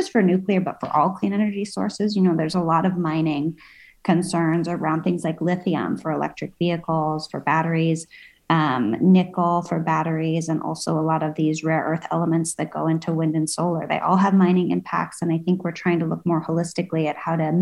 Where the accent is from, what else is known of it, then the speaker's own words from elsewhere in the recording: California, United States; I'm from California